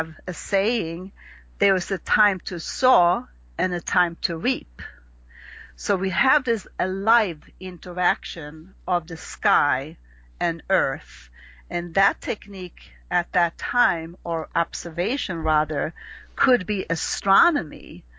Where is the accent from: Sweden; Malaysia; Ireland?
Sweden; accent: Swedish; English is a second language; you have to learn the language of astrology as if you would learn Swedish, if you hear my little accent that I have left.